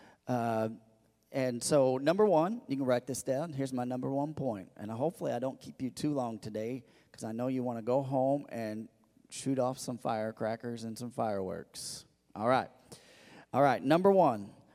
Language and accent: English; Missouri, United States; moved away; I grew up in Missouri